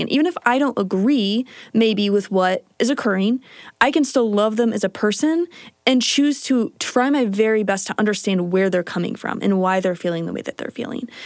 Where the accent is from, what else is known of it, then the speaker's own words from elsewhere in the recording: Kansas, United States; moved away as an adult; now in Utah, United States; I am from Kansas. Growing up in Kansas is a pretty typical Midwestern story